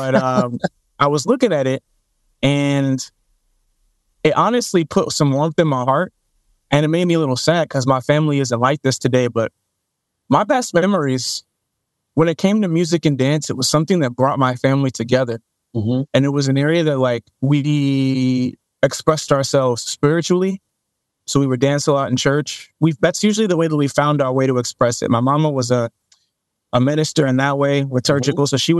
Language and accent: English; Dallas, Texas, United States; when I was younger, the stomping grounds of my family, when I was younger, we moved around South Dallas quite a bit, but mainly like Pleasant Grove, Oak Cliff, if you know these areas, then yeah, that's where my family's from.